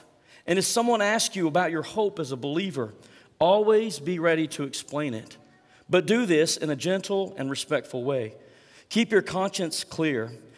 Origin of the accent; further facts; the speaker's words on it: United States; as an American, as someone who's lived in a free country for so many years